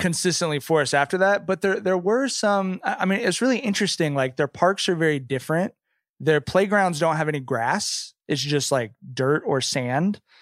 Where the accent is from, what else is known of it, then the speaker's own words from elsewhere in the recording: California, United States; growing up in California